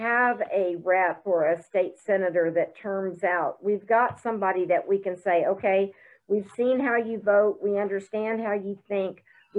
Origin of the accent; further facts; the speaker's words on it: Broken Arrow, Oklahoma, United States; I mean, I'm from Broken Arrow and our city council has taken it, you know, for the whole mask mandate.